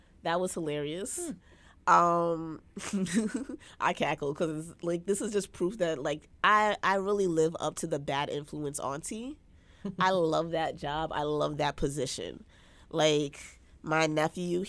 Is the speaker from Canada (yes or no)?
no; Jamaica; I, as a Jamaican